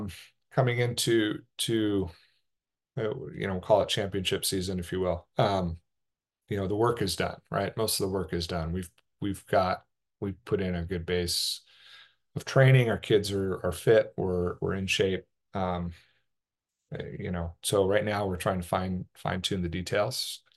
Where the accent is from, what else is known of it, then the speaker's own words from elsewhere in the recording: Oregon, United States; when I was growing up in Southern Oregon, we didn't have access to long course water